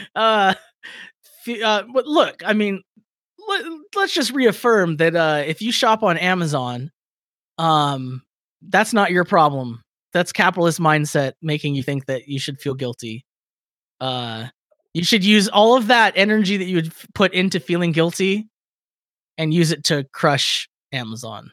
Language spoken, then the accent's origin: English; Victorville, California, United States; my hometown